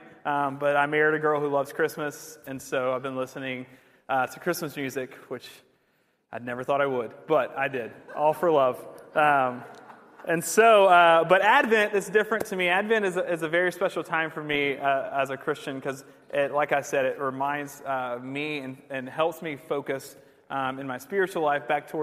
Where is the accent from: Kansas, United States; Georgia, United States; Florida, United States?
Georgia, United States; also born or lived in England; I grew up here in the South